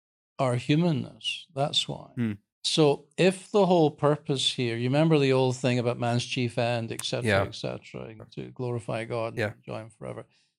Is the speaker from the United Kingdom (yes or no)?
yes; United Kingdom; but I'm from Britain